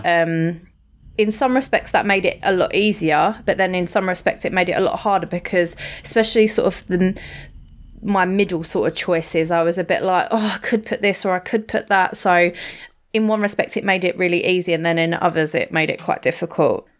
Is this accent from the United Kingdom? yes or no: yes; United Kingdom; we're British